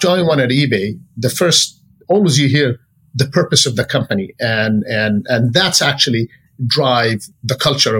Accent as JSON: {"language": "English", "country": "Jordan", "moved": "as an adult", "lives_now": "Silicon Valley, United States", "said": "I came from Jordan"}